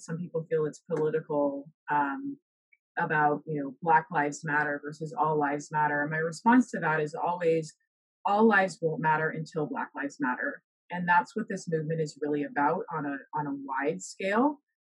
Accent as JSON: {"language": "English", "country": "Bahamas", "tie": "born or raised there", "also_born_or_lived": "Alabama", "moved": "as an adult", "lives_now": "United States", "said": "originally I'm from the Bahamas, so that's where I was was raised and lived um, all of my life before coming to the U.S."}